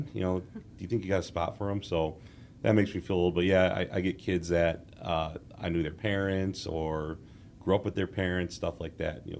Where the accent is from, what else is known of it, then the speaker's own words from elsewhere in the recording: Wheaton, Illinois, United States; now in Lombard, United States; I am from the area. I'm from Wheaton. My parents still live in the house I grew up at, and I live in Lombard now, about 10 minutes away from them.